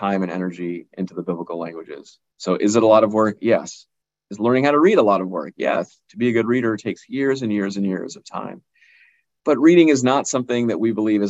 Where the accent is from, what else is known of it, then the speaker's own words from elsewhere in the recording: Boston, Massachusetts, United States; I was born in the United States. My parents come from an area in South India called Kerala